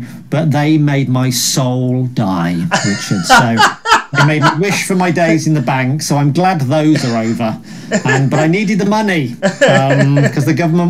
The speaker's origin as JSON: {"language": "English", "town": "Birmingham", "region": "West Midlands", "country": "United Kingdom", "tie": "born or raised there", "said": "I grew up in Birmingham"}